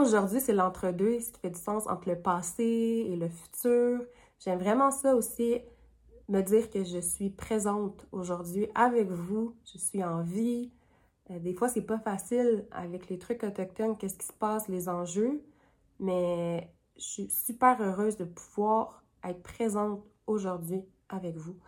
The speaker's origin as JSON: {"language": "French", "area": "Sept-Îles", "region": "Quebec", "country": "Canada", "tie": "born or raised there", "also_born_or_lived": "Iqaluit, Nunavut", "moved": "yes", "lives_now": "Ottawa, Canada", "said": "je suis Inuk de Iqaluit, Nunavut, et j'ai aussi grandi avec mon papa à cette île au Québec"}